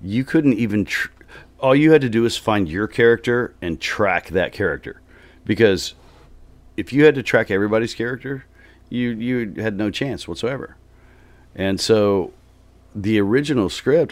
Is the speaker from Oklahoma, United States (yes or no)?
yes; Oklahoma, United States; moved away as an adult; also born or lived in Texas / Los Angeles, United States; I grew up mostly in Oklahoma and Texas